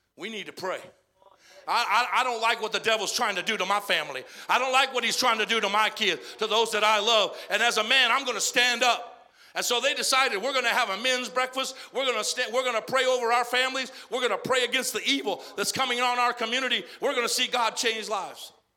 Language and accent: English; Arizona, United States; I grew up in Arizona